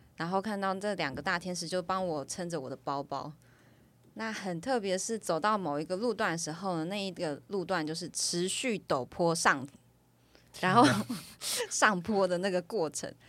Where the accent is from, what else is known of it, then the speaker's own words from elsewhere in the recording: Taiwan; 我来自台湾